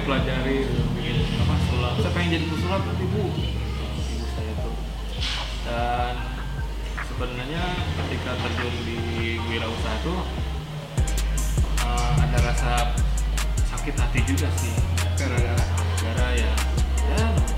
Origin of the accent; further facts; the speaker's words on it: West Java, Indonesia; kita kan orang Sunda